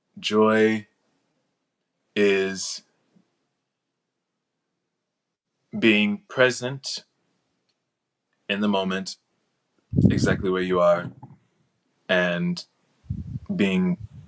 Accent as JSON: {"language": "English", "town": "Gifford", "region": "Florida", "country": "United States", "said": "But no, I come from Gifford, Florida. I came from across the tracks, honey."}